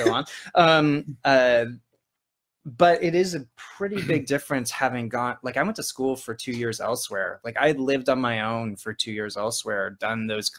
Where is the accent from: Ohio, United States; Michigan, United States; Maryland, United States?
Ohio, United States; Northeast; moved away; also born or lived in Oklahoma / New York City; Yeah, I was born there, but I was raised in Northeast Ohio. I don't really remember Oklahoma